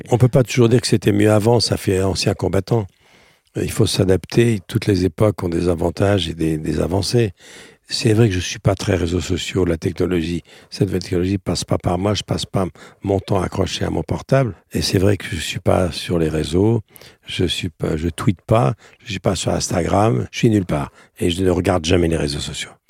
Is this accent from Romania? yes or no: yes; Romania; car je viens des, des brumes des Carpates près de la frontière ukrainienne je viens de Roumanie.